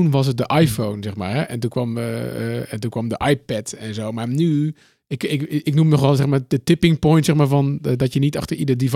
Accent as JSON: {"language": "Dutch", "town": "Austin", "region": "Texas", "country": "United States", "said": "dus ik kom dus uit Austin, uh, South West, En dan, ja. er zijn zoveel dingen die je kunt doen."}